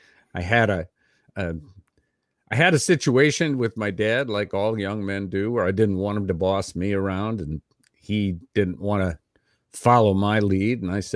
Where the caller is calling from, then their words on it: Austin, Texas, United States; I'm 64 years old. Today is June 21st, 2021. I'm recording from Austin, Texas, and I'm speaking